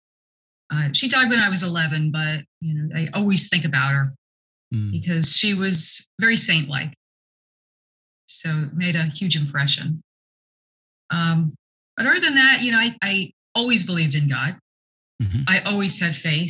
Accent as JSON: {"language": "English", "town": "Newark", "region": "New Jersey", "country": "United States", "tie": "born or raised there", "said": "I grew up here in New Jersey. And born in Newark"}